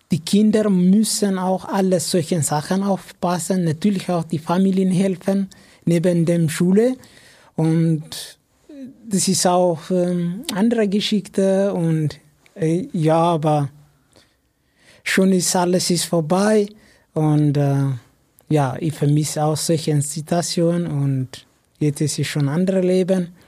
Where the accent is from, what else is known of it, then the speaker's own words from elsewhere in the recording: Ethiopia; German is a second language; Ja, bei uns in Äthiopien, zum Beispiel in meinem Dorf, das ist normal das ist ein normaler Job.